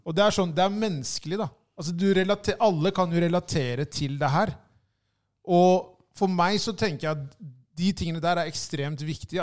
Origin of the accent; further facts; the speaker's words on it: Oslo, Norway; det er en ting som jeg har sett i Groruddalen ved å på en måte ha vokst opp her